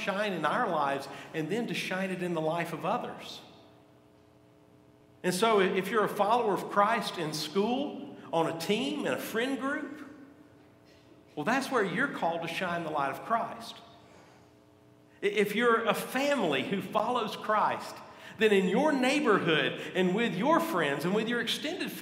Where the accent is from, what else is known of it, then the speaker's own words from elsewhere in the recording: Gadsden, Alabama, United States; I grew up in Gadsden